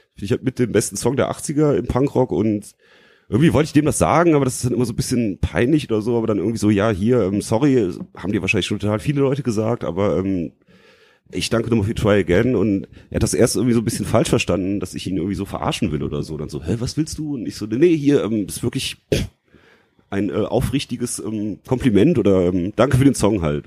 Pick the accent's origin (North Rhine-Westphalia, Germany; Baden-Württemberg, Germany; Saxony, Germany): North Rhine-Westphalia, Germany; Leverkusen; moved away as an adult; now in Frankfurt, Germany; ich komme nicht aus Frankfurt, ich wohne hier seit 2006, komme eigentlich aus Leverkusen